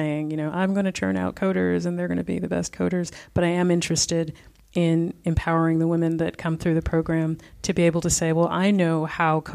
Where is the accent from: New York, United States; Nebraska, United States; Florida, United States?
New York, United States; New York City; moved away as an adult; now in Berlin, Germany; I'm from Brooklyn originally